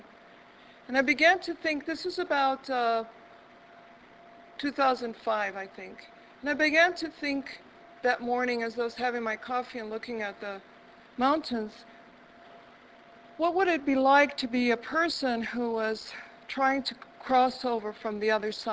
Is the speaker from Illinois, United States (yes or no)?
yes; Chicago, Illinois, United States; moved away as an adult; also born or lived in Albuquerque, New Mexico / Boston; now in New Mexico, United States; I was originally from Chicago, and I lived there and most recently in my life and taught there